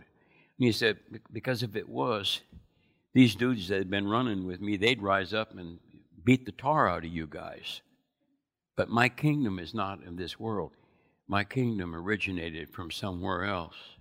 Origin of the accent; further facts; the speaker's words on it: United States; I was born in America